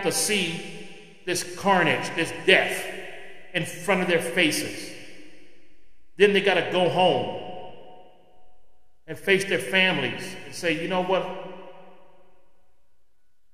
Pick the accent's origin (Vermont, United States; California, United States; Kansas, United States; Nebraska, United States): California, United States; California, my home state, the state that I was born